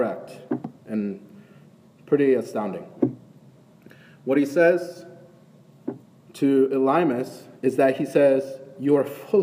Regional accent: Northeast, United States; now in Atlanta, United States; Growing up in the Northeast

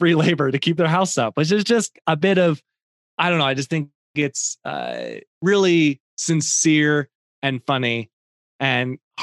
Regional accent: central Illinois, United States; I grew up much further south, right in the middle of Illinois

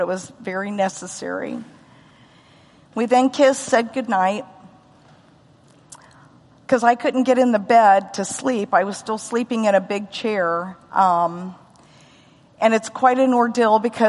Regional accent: United States; also born or lived in Los Alamos, New Mexico / Missouri / Oklahoma; I grew up in Missouri and Oklahoma

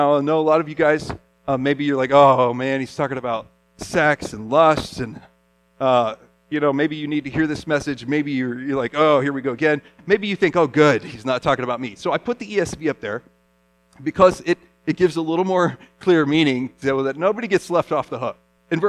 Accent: Japan; You know, I grew up as a missionary kid in Japan, and we saw idols.

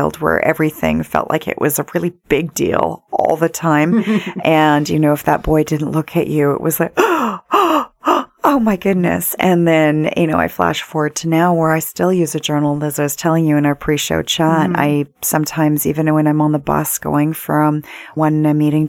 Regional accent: Vancouver, British Columbia, Canada; Growing up in Vancouver, my dad used to be senior assistant managing editor of Vancouver Sun

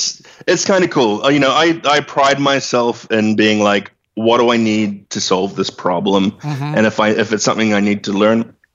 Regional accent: Hastings, Hawke's Bay, New Zealand; moved away as an adult; now in United States; I was born in Hastings, New Zealand. Most of my childhood and early, basically throughout my teen years, I was in New Zealand doing the growing up thing, as you do.

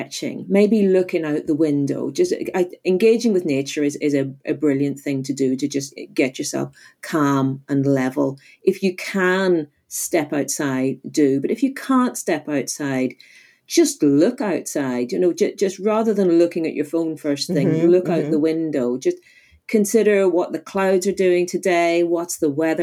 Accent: Northern Ireland, United Kingdom; I'm originally from Northern Ireland

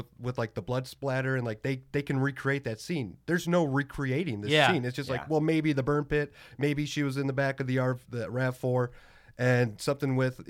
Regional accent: Minnesota, United States; we're from Minnesota.

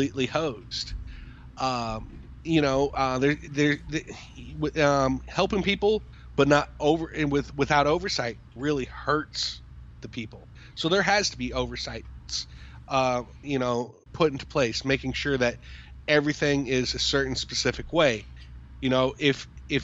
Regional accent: United States

